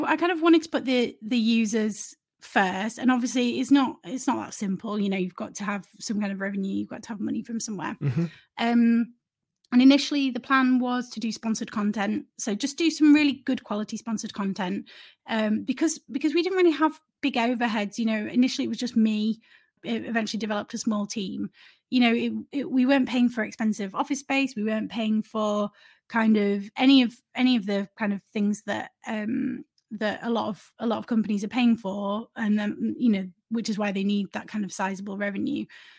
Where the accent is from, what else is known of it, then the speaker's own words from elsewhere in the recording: Leeds, Yorkshire and the Humber, United Kingdom; now in London, United Kingdom; Yeah, so I'm from Leeds originally and grew up in Leeds and moved to London to work in journalism.